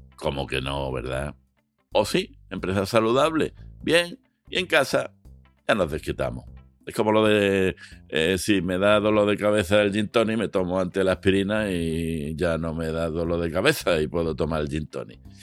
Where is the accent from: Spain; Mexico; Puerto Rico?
Spain; somos españoles